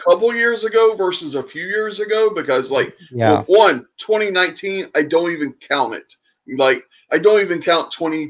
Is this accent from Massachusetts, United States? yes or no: no; Louisiana, United States; I'm from Louisiana.